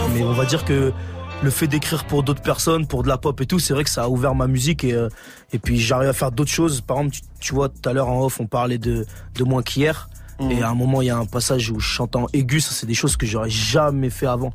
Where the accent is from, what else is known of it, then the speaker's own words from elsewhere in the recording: Grenoble, Auvergne-Rhône-Alpes, France; je viens de Grenoble